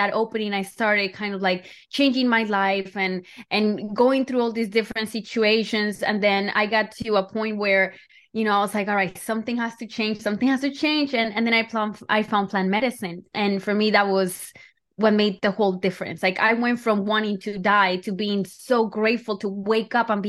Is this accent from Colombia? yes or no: yes; Colombia; Yeah, so I feel like I grew up in Colombia